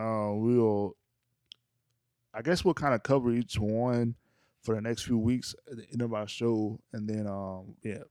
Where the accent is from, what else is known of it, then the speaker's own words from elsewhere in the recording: North Louisiana, United States; I'm from Louisiana